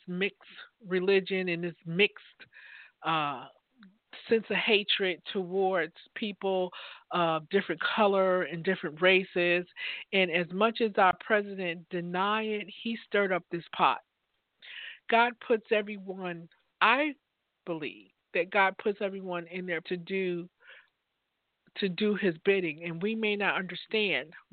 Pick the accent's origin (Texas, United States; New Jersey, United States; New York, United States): New Jersey, United States; Newark; now in Virginia, United States; I grew up in Newark, New Jersey